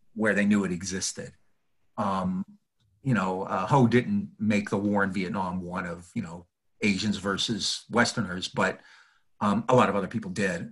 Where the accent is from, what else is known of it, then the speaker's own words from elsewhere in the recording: United States; as Americans, I think you know, as American lefties